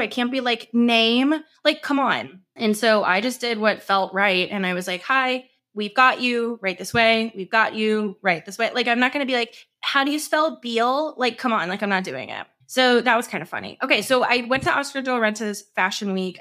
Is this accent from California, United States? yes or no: no; St. Louis, Missouri, United States; moved away; We're from Saint Louis.